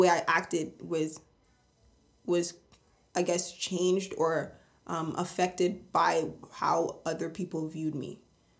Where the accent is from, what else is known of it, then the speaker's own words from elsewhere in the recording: Vaughan, Ontario, Canada; growing up in Vaughan, we've been there since we were like 2 to 3 years old